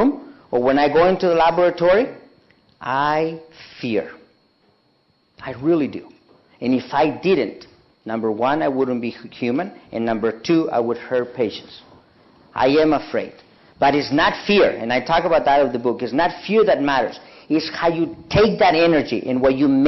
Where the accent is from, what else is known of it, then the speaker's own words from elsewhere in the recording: Mexico; moved away; I'm from Mexico